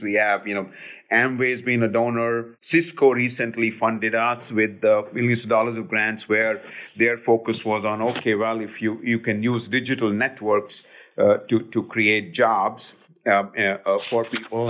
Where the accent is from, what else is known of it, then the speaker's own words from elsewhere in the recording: Delhi, India; now in United States; I grew up in India